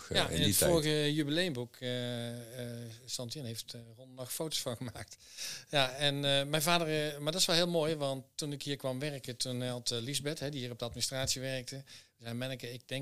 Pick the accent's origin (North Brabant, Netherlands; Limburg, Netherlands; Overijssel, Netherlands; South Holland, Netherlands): North Brabant, Netherlands; Herpen; also born or lived in Deventer; van mijn jeugd heb ik in, in, eh, in Herpen gewoond. Maar we hadden best wel een trekkend bestaan. Um, ik ben in Deventer geboren.